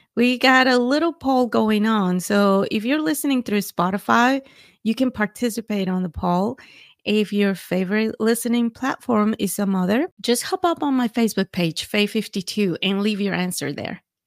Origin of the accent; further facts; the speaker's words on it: Mexico; now in Texas, United States; I was born and raised in Mexico